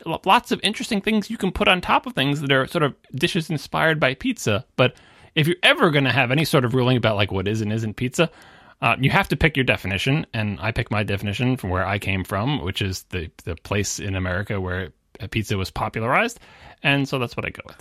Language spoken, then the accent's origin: English; Long Island, New York, United States; I'm from the New York metro area. I grew up on Long Island.